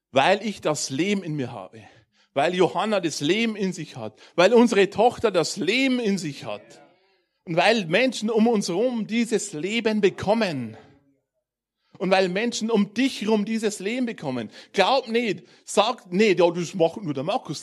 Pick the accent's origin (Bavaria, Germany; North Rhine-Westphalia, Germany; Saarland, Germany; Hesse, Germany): Bavaria, Germany; Bavarian Forest, Germany; ich komme aus dem Bayerischen Wald vor zwei Jahren sind wir ein bisschen näher in die Richtung Zivilisation gezogen.